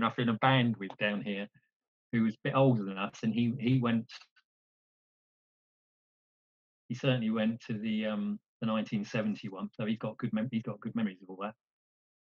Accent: Isle of Wight, South East England, United Kingdom; I grew up where I'm sitting tonight, which is on the Isle of Wight.

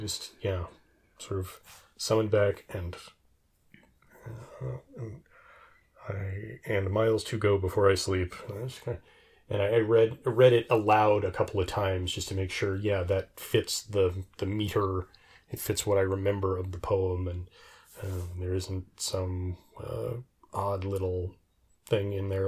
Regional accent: United States; I'm used to being an American

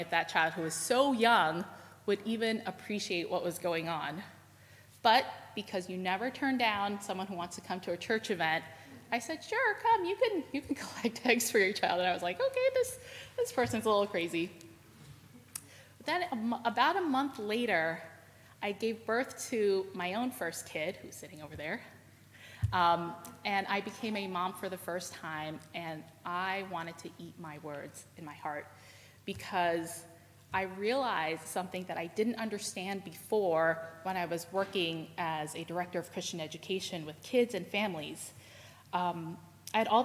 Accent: New York City, New York, United States; I was from New York City

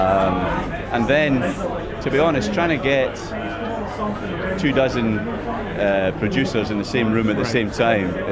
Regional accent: Oban, Scotland, United Kingdom; moved away; I live in Oban. I'm from Oban originally. I've lived away for a while, but I just moved back just over a year ago

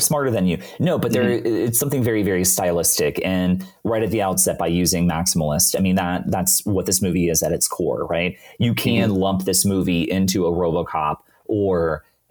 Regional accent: United States; We're American

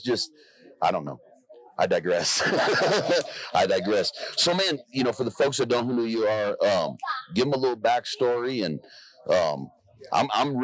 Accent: Los Angeles, California, United States; moved away; I grew up in South Central

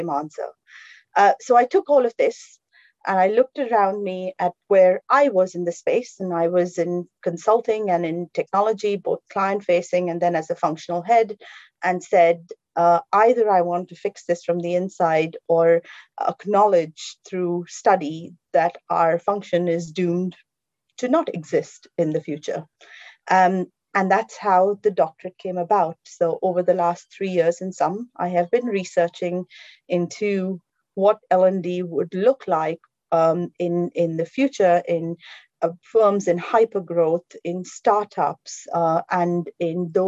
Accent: India; now in London, United Kingdom; I am from India.

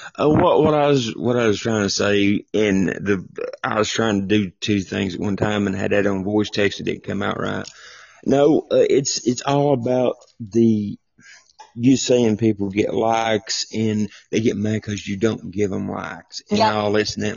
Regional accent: Tennessee, United States; accent: southern twang; I'm from I'm from Tennessee.

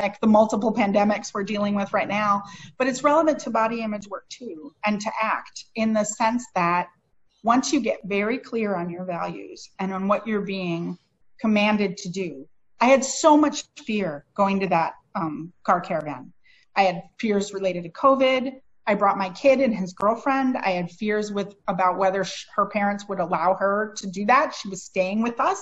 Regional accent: Minneapolis, Minnesota, United States; now in St. Paul, United States; I'm from the Twin Cities. My hometown is Minneapolis, and now I live in the city next door, St. Paul

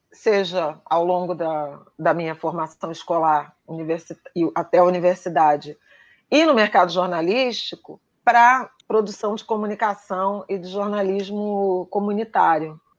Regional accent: Rio de Janeiro, Brazil; eu cresci no subúrbio, né, de Irajá, em conjunto habitacional

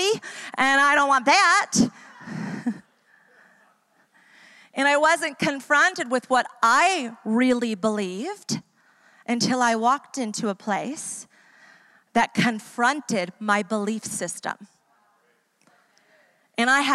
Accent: New York, United States; also born or lived in Florida / Atlanta, Georgia / Ecuador; now in San Diego, United States; I grew up in New York

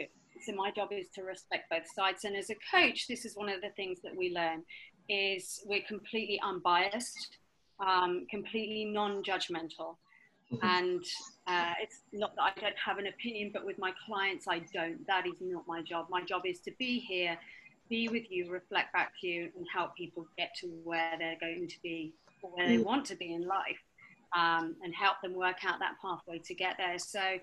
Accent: Sheffield, Yorkshire and the Humber, United Kingdom; accent: slightly southern; now in Hong Kong; So, yes, I'm British. I've got a slightly southern accent. I have come from the south, but my home is really in Sheffield. So if I start talking to people from the north, then I start getting my northern twang back. I've been in Hong Kong for 5 years.

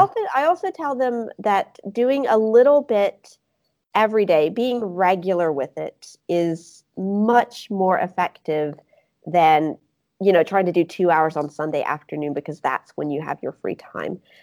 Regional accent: Mississippi, United States; accent: Southern; now in Grenoble, France; I'm from Mississippi

